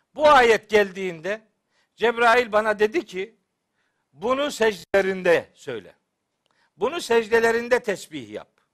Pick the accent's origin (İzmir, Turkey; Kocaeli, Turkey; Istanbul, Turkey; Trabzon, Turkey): Trabzon, Turkey; Çaykara; ben Trabzonluyum biliyorsunuz elhamdülillah. Bizim Çaykara'da böyle vaaz etmek kolay iş değil